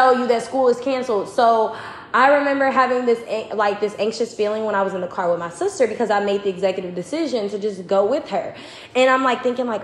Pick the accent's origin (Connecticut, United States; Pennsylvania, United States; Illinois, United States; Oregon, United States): Illinois, United States; Chicago; I'm from Chicago